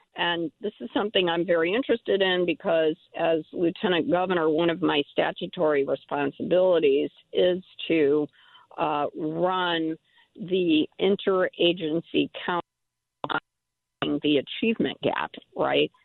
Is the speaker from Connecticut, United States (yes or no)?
yes; Middletown, Connecticut, United States; My hometown of Middletown